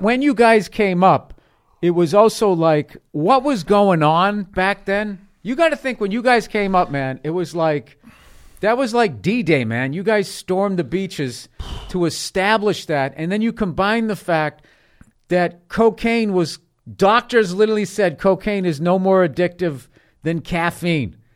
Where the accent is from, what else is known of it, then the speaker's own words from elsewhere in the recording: South Shore of Boston, Massachusetts, United States; also born or lived in Peabody, Massachusetts / Lynnfield, Massachusetts; I grew up in, uh, the South Shore of Boston